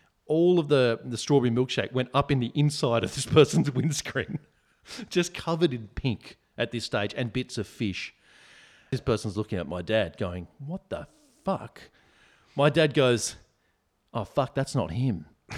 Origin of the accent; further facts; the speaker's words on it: Bondi, New South Wales, Australia; We grew up in Bondi, and Bondi Road, for any listeners that don't know, very busy street, bumper to bumper a lot of the time.